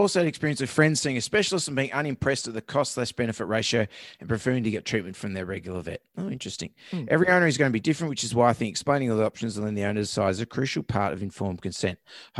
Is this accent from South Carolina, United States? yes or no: yes; South Carolina, United States; They started their walk in October 2020 from California, and their final destination is in South Carolina, my home state.